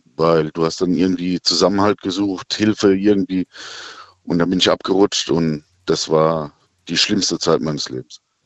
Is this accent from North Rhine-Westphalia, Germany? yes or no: no; Birkenau, Hesse, Germany; Ich bin aus dem Odenwald